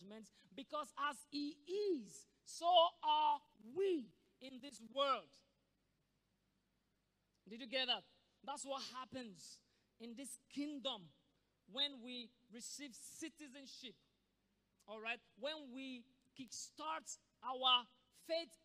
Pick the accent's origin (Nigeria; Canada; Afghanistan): Nigeria; as a Nigerian